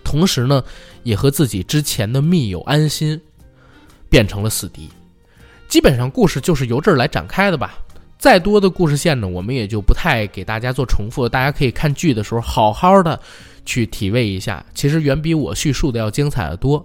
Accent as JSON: {"language": "Chinese", "region": "Beijing", "country": "China", "said": "我妈一个电话把我从学校叫回了房山家里"}